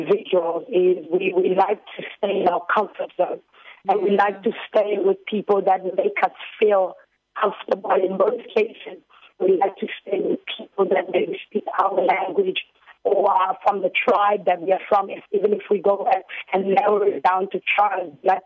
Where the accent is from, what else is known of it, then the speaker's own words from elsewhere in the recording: South Africa; also born or lived in Democratic Republic of the Congo; Originally, being from the DRC, but growing up in South Africa from a very young age, I moved to this side with my family when I was about 7 years old.